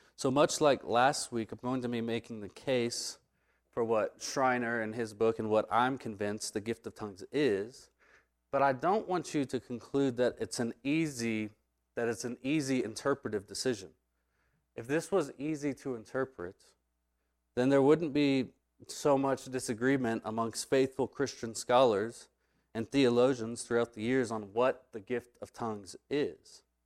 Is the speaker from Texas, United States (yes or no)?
yes; Texas, United States; I'm gonna say glossa, 'cause I'm from Texas